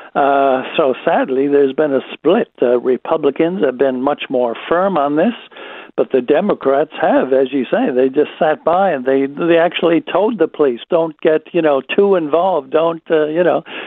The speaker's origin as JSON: {"language": "English", "country": "United States", "moved": "yes", "said": "It is my home country"}